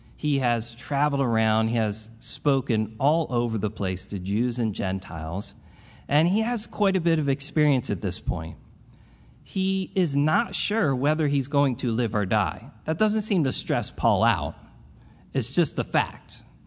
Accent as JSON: {"language": "English", "town": "Philadelphia", "region": "Pennsylvania", "country": "United States", "tie": "born or raised there", "said": "I'm a product of the group, this group of people. Um, the, I am as old as the church"}